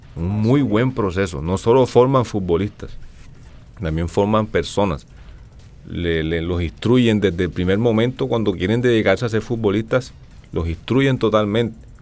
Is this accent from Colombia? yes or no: yes; Colombia; lo que tenemos los colombianos